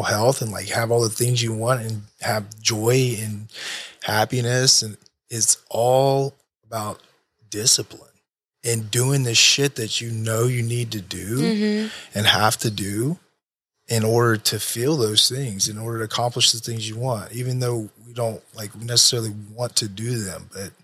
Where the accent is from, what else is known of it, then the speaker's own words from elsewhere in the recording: United States; I'm American.